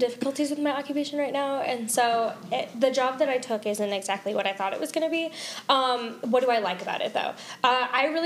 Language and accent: English; St. Paul, Minnesota, United States; I was born in St. Paul, Minnesota